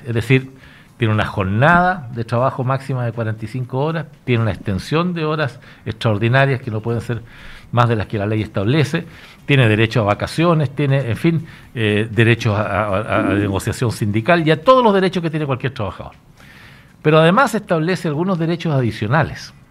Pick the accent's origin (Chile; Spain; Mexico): Chile; el Estado somos todos los chilenos